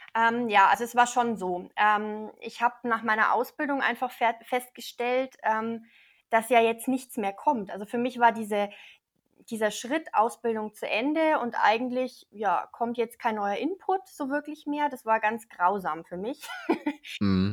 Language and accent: German; Neumarkt in der Oberpfalz, Bavaria, Germany; ich komme aus Neumarkt, das liegt ziemlich mittig zwischen Nürnberg und Regensburg in der mhm. Oberpfalz